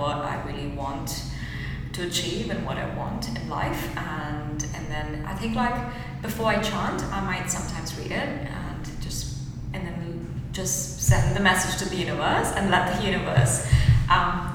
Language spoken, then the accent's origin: English; India; moved away as an adult; now in New Zealand; I think this is the beauty of like growing up in India